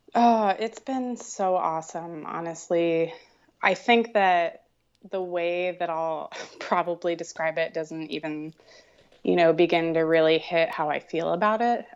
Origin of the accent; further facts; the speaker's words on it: Florida, United States; moved away as an adult; also born or lived in Canada; I grew up in Florida, so a lot of creative-based careers didn't really exist there